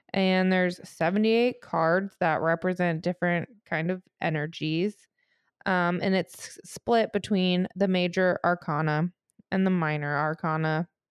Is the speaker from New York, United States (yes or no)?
no; St. Louis, Missouri, United States; I'm from Saint Louis